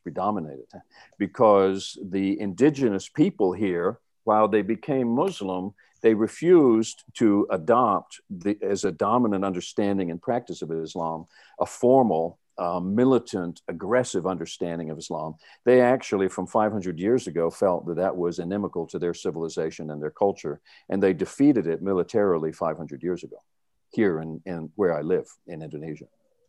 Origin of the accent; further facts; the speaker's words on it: North Carolina, United States; I'm from North Carolina, and you know, we have a saying